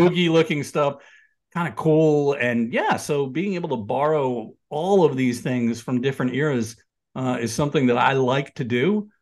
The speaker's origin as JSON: {"language": "English", "region": "New York area", "country": "United States", "tie": "born or raised there", "said": "I grew up in the New York area in the nineteen seventies, um, you know, lived in the city in the eighties."}